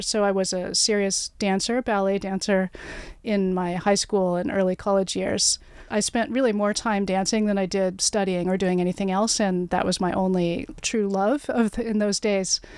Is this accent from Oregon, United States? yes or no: yes; Oregon, United States; moved away as an adult; also born or lived in New York City / Virginia; now in Toronto, Canada; I grew up in Oregon, went to college in New York City